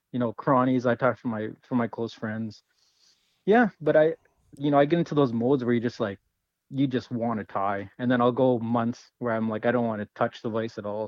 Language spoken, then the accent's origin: English; Winnipeg, Manitoba, Canada; also born or lived in British Columbia; now in Kelowna, Canada; I grew up in Winnipeg, so at heart I'm a Jets fan